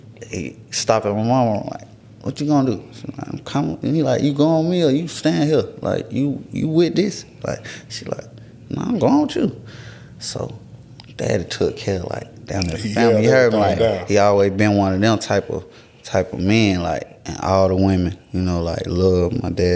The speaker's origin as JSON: {"language": "English", "town": "Atlanta", "region": "Georgia", "country": "United States", "said": "I'm from Atlanta"}